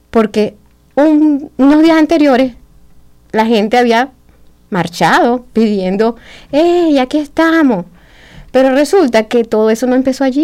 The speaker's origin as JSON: {"language": "Spanish", "town": "Caracas", "region": "Capital District", "country": "Venezuela", "tie": "born or raised there", "also_born_or_lived": "Ciudad Bolívar", "lives_now": "Bloomington, United States", "said": "eh, de pequeña en Caracas, nací en Caracas"}